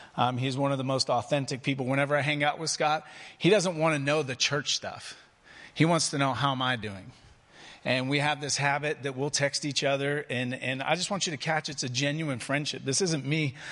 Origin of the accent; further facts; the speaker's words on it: England, United Kingdom; now in Prescott, United States; I'm English by birth